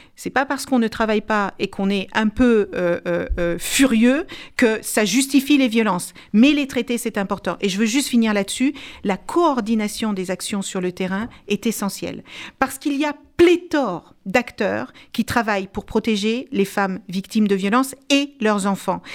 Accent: France; je suis française

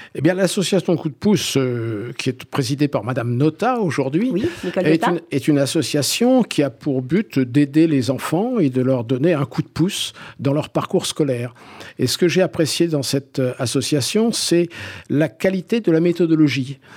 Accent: Algiers, Algiers Province, Algeria; now in Corsica, France; J'ai passé ma petite enfance euh, dans le quartier populaire de Bab el Oued euh, à Alger

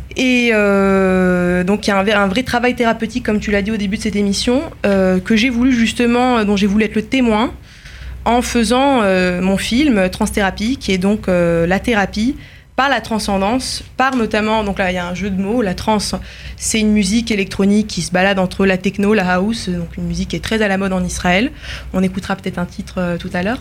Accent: France; now in Paris, France; comme la majorité des jeunes juifs français

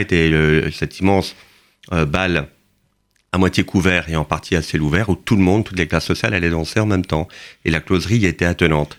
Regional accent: Canada; moved away as an adult; also born or lived in Le Mans, France; now in Paris, France; Je suis né au Mans et j'ai grandi au Canada

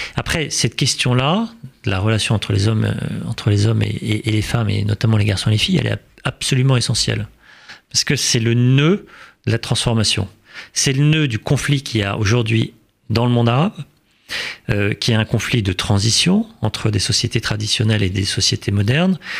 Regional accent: France; en tant que Français et en tant que musulman

